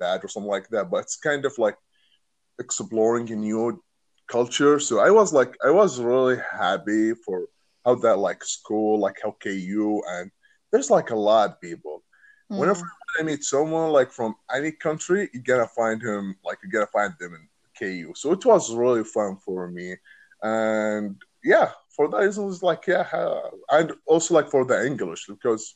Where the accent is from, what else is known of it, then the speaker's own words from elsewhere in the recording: Saudi Arabia; English is a second language; moved away as an adult; now in United States; I'm from Saudi Arabia.